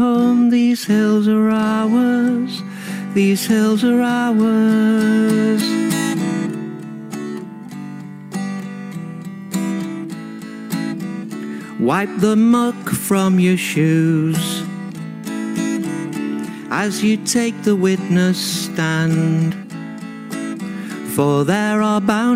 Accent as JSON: {"language": "English", "town": "Burnley", "region": "North West England", "country": "United Kingdom", "tie": "born or raised there", "said": "I was brought up in Burnley in a religious household"}